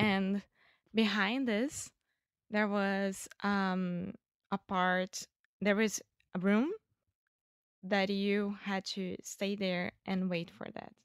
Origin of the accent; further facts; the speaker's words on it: Rio de Janeiro, Brazil; English is a second language; I'm Brazilian from Rio de Janeiro